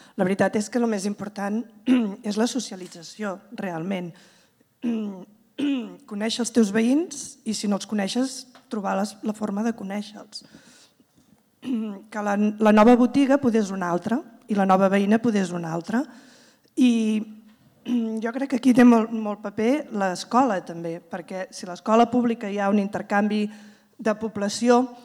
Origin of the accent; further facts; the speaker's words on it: Terrassa, Catalonia, Spain; jo vinc de comarques de Terrassa